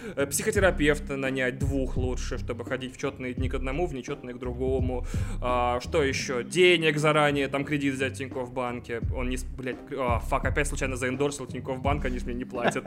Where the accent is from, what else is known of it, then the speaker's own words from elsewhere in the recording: Russia; now in Moscow, Russia; И вообще из Бубенской области